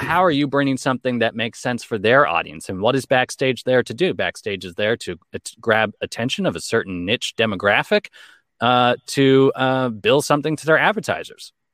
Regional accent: Los Angeles, California, United States; I grew up in Los Angeles, born and raised.

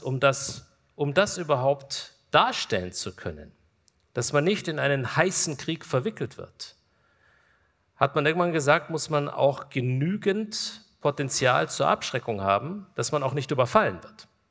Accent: Kulmbach, Bavaria, Germany; Wir sind in meiner Heimatstadt Kulmbach

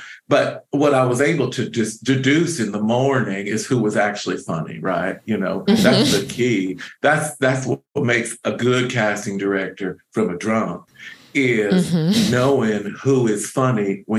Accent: the South, United States; now in Los Angeles, United States; I'm from the South originally. Mm-hmm. And I moved here as a young homosexual because there wasn't a place for me there.

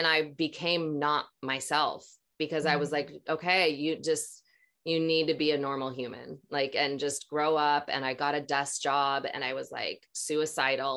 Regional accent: Minnesota, United States; growing up in Minnesota, same thing, being around a lot of religious people

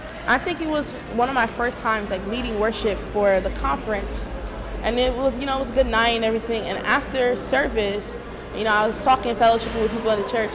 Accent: Rockland County, New York, United States; also born or lived in Massachusetts; we grew up in Rockland County, so like everybody kind of seen or know of each other

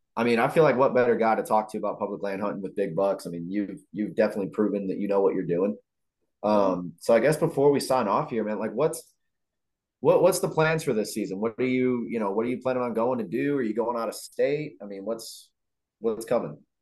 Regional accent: Illinois, United States; I'm from Illinois

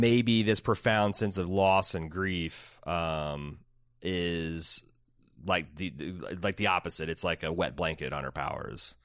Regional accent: Midwest, United States; I'm a Midwesterner

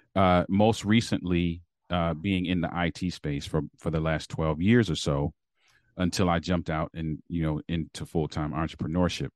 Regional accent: Baltimore, Maryland, United States; moved away; also born or lived in Berrien Springs, Michigan; I'm from Baltimore, Maryland

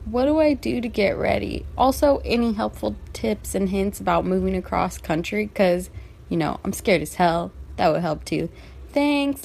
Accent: California, United States; now in San Diego, United States; I was born and raised in California

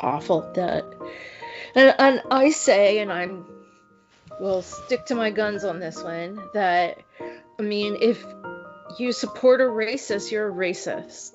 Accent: Virginia, United States; moved away; That's my home state

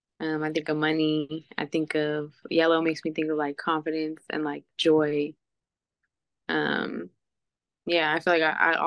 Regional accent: San Diego, California, United States; also born or lived in Bay Area, California; Yeah, so I am from right here, San Diego, California, raised.

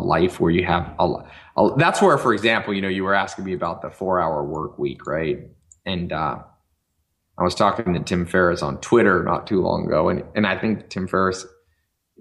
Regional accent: Los Angeles, California, United States; moved away; also born or lived in North Carolina; I was born in Los Angeles. And so from the inner city

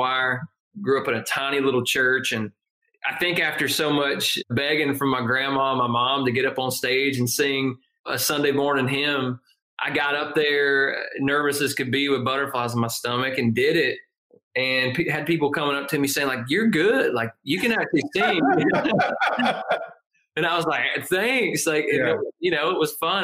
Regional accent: Northeast Georgia, United States; I grew up in a tiny little mountain town, Northeast Georgia, which is about an hour northeast of Athens, 2 hours north of Atlanta.

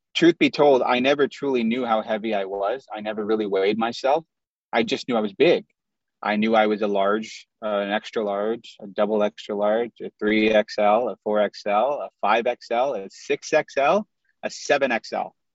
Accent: Chicago, Illinois, United States; also born or lived in Indiana; I was born in the U.S., but my parents are Pakistani, and so I grew up around a lot of Indian food. And I grew up in the Midwest. I'm from Chicago. We lived in Indiana for a little while

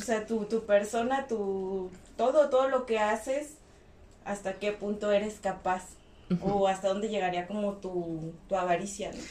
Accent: Mexico; a nosotros como sociedad mexicana

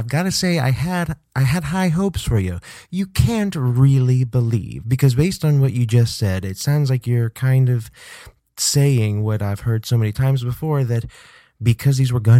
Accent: Kansas City, United States; moved away as an adult; also born or lived in Indiana; My elementary school was in Kansas. I grew up in Kansas City. I went to school there for my first 18 years of life, then went to college in Indiana.

